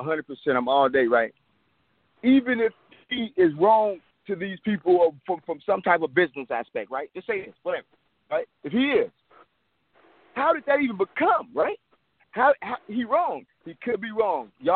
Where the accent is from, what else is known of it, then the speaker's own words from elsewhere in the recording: Richmond, California, United States; I'm really from Richmond